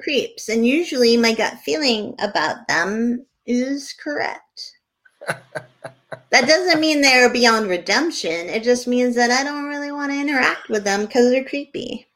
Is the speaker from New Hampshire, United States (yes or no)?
yes; Bedford, New Hampshire, United States; now in Bar Harbor, United States; in bedford new hampshire when i was growing up